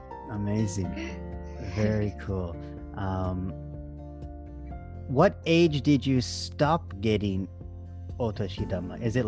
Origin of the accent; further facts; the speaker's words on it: Moose Jaw, Saskatchewan, Canada; I'm from Saskatchewan